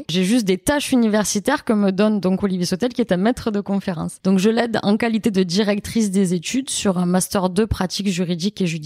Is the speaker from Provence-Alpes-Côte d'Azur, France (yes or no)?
no; Nîmes, Occitania, France; fort à Montpellier, mais aussi à Nîmes à l'époque, moi, puisque j'étais de Nîmes.